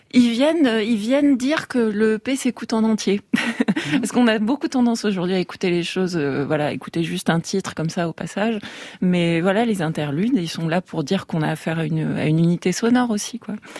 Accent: Tarbes, Occitania, France; je vais faire un prochain album sur euh, sur ma ville natale, Tarbes

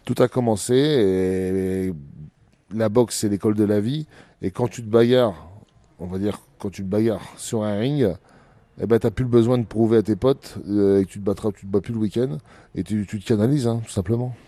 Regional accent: Abbeville, Hauts-de-France, France; Abbeville, c'est, ça restera dans mon cœur, c'est ma ville natale

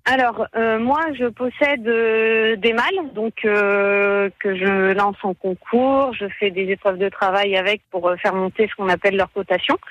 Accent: Picardy, Hauts-de-France, France; on est picard

